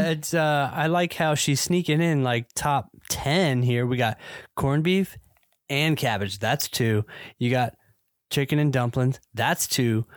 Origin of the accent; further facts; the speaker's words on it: the South, United States; I grew up in the South